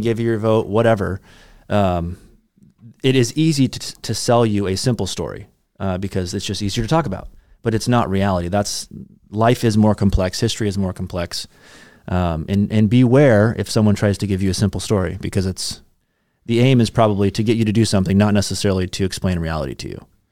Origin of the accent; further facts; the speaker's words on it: United States; as American, American Christians, we have the baggage of the American Revolution